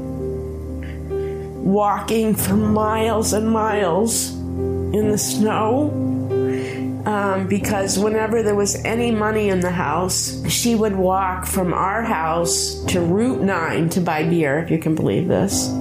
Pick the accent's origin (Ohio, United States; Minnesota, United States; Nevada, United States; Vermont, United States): Vermont, United States; Bellows Falls; now in Westmoreland, United States; I was born in Vermont, right across the border, in Bellows Falls. It's literally 10 miles from here.